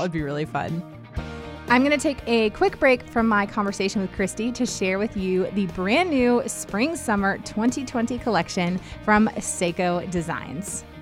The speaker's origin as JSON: {"language": "English", "country": "United States", "tie": "born or raised there", "said": "I grew up right outside of Washington, D C"}